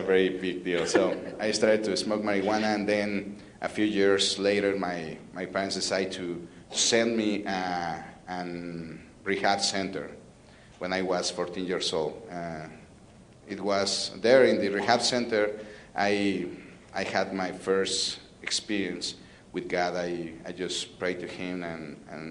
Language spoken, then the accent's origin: English; Mexico City, Mexico; I'm from Mexico City, the biggest city of the world. I'm from Mexico City